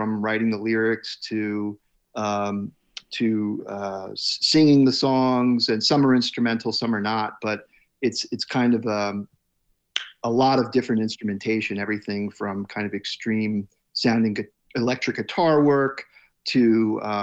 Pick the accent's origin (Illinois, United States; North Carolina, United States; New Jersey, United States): New Jersey, United States; I grew up in Central Jersey, so I was in between New York City and Philadelphia